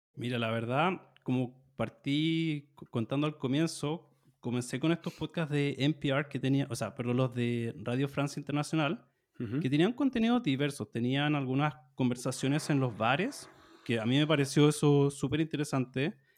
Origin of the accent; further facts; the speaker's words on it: Chile; soy de Chile, soy profesor de español